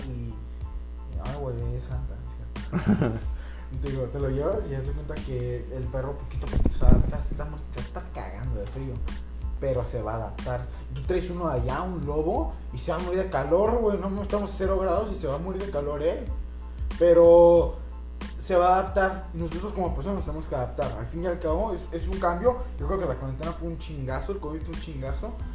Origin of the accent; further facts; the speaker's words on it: Mexico; como latinoamericanos, como mexicanos